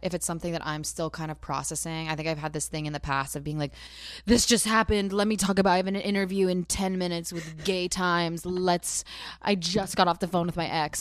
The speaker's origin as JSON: {"language": "English", "region": "New Jersey", "country": "United States", "said": "I'm from Jersey"}